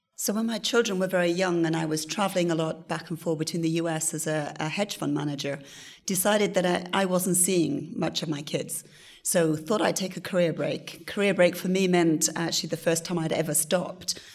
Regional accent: Wales, United Kingdom; my country, my home country of Wales

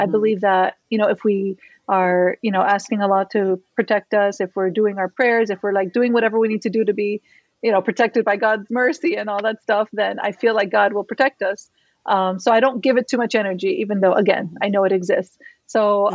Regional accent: Miami, Florida, United States; I was born and raised in Miami

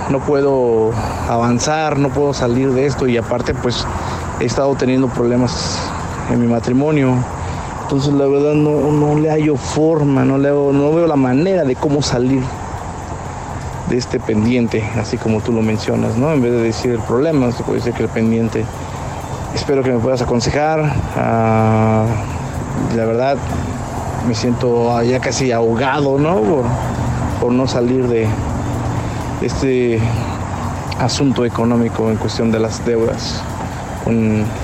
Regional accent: Colombia; now in San Antonio, United States; Saludos desde San Antonio, Texas. … soy un colombiano.

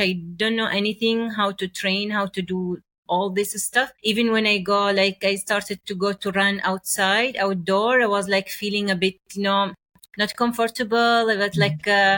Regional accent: Oman; English is a second language; I was like in my hometown at the village

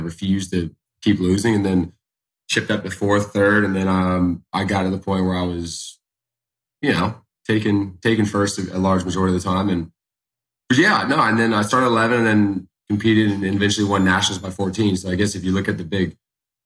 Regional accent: Charleston, South Carolina, United States; born and raised right here in Charleston, South Carolina

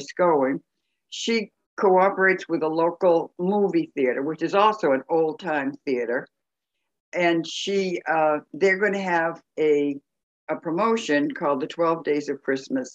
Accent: Salem, Massachusetts, United States; now in Florida, United States; my hometown of Salem, Massachusetts, where I was born on Halloween Eve.

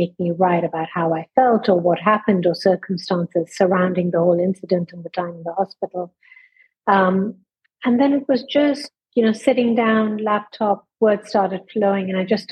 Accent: India; also born or lived in London, United Kingdom / Ireland; now in Dubai, United Arab Emirates; And when I was 4 years old, my mother took me to see my maternal grandmother in India, where my mother was from. And through a series of circumstances, we ended up staying 14 years there.

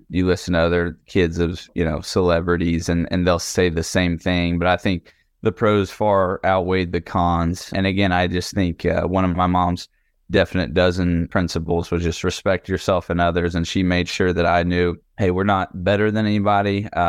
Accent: Tennessee, United States; We grew up on the Tennessee River.

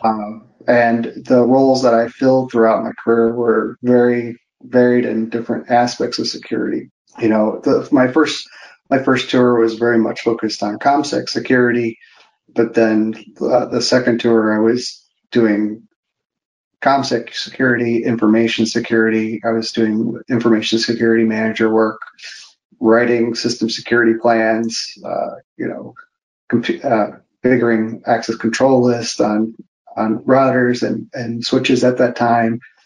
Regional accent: Park Forest, Illinois, United States; I, am from Park Forest, Illinois. Uh, it's a very small town in the south suburbs of Chicago, very close to the border of Indiana.

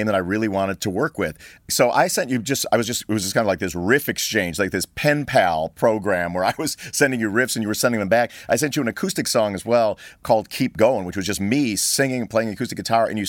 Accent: Libertyville, Illinois, United States; my hometown of Libertyville, Illinois, which is about an hour north of Chicago

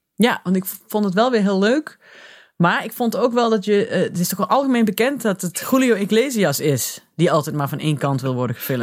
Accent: Limburg, Netherlands; now in Nijmegen, Netherlands; ik kom ben een Limburger, trotse Limburger, die al heel lang bij Nijmegen woont, of in Nijmegen

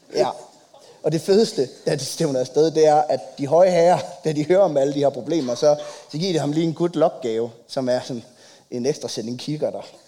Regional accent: Copenhagen, Capital Region of Denmark, Denmark; jeg er fra København

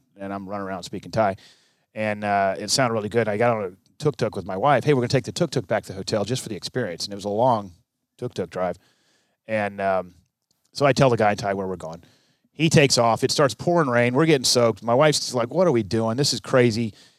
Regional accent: Okinawa, Japan; born there; I was born in Okinawa. Back then it was Camp Buckner. Now it's Buckner Hospital or something.

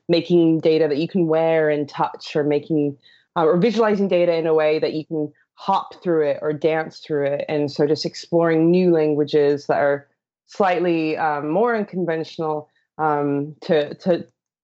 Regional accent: Colorado, United States; moved away as an adult; now in London, United Kingdom; I live in London, but I am originally from Colorado.

